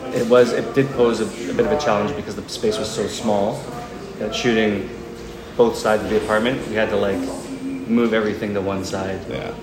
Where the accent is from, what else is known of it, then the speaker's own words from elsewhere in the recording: Canada; being Canadian